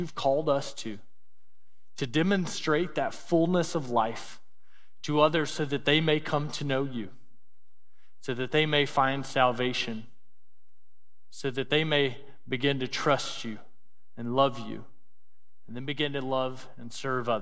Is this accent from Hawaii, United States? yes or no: no; Mississippi, United States; moved away as an adult; Growing up in Mississippi, you know, probably the most impoverished state in our nation